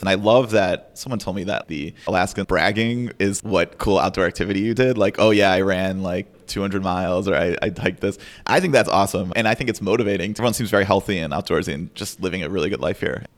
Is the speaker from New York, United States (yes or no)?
no; Chicago, Illinois, United States; moved away as an adult; now in Anchorage, United States; I'm from Chicago. And when I was growing up, I played competitive chess